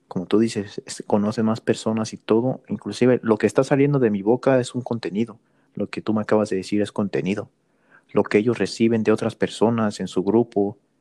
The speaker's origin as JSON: {"language": "Spanish", "country": "Mexico", "tie": "born or raised there", "moved": "yes", "lives_now": "United States", "said": "yo me considero mexicano porque crecí en México. Nací estadounidense"}